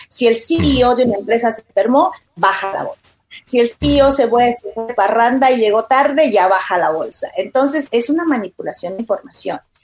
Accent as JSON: {"language": "Spanish", "country": "Bolivia", "moved": "yes", "lives_now": "United States", "said": "En mi país, yo soy boliviana"}